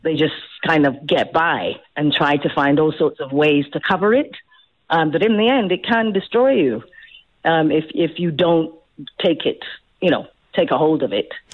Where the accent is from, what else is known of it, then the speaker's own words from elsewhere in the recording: South Africa; moved away; also born or lived in England; I am the South African actress. So how heartening to come home